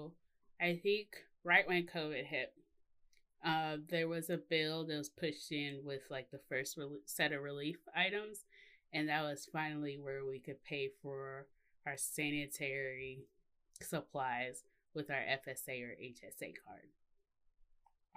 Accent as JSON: {"language": "English", "region": "Mississippi", "country": "United States", "said": "I'm from Mississippi"}